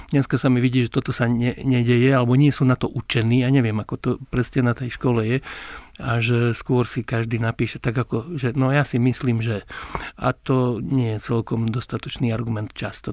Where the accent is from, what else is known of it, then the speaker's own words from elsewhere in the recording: Lučenec, Banská Bystrica Region, Slovakia; moved away; Ja pochádzam z Lučenca